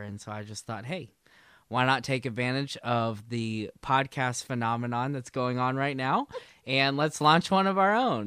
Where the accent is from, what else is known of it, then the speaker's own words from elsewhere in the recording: Aiken, South Carolina, United States; also born or lived in Charleston, South Carolina; now in Columbia, United States; I grew up in Aiken